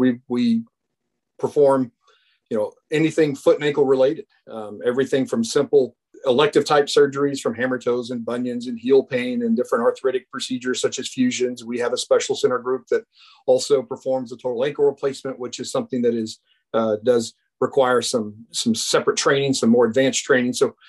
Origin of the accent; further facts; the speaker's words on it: Oklahoma, United States; also born or lived in McAlester, Oklahoma / Fort Gibson, Oklahoma / Jenks, Oklahoma / Edmond, Oklahoma; I'm originally from Oklahoma. My parents were school teachers when I was younger, so I was born in McAllister. We moved to Fort Gibson for elementary school. I went to junior high at Jinx, high school at Edmond Memorial.